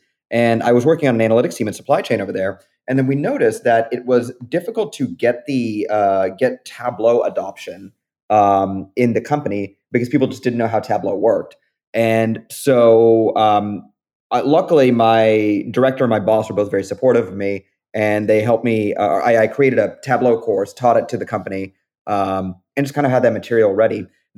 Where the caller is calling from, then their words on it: Seattle, Washington, United States; I'm calling in from Seattle, Washington right now.